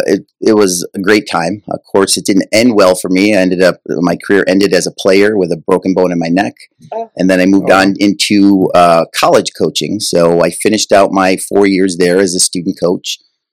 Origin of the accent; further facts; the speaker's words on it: Buffalo, New York, United States; moved away as an adult; now in California, United States; I grew up in Buffalo, New York